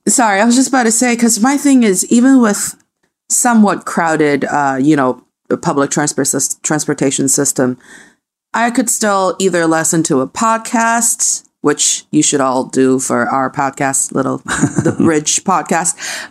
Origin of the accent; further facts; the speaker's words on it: Changchun, Jilin, China; now in Beijing, China; when I was around from eight to thirteen, so before, you know, until early two thousands in my hometown in the Northeast, uh, uh, city of Changchun